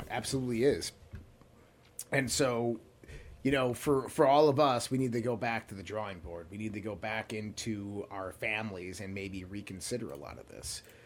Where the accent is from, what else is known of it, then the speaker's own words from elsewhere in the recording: United States; American citizens